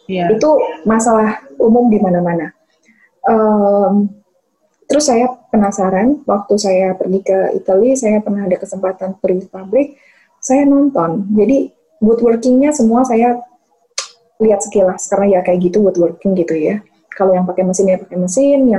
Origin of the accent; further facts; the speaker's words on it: Yogyakarta, Special Region of Yogyakarta, Indonesia; uh, besar di Jogja um, jadi saya lihat seniman-seniman yang di Jogja